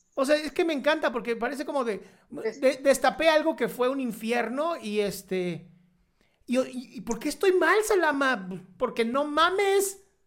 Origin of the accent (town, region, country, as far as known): Mexico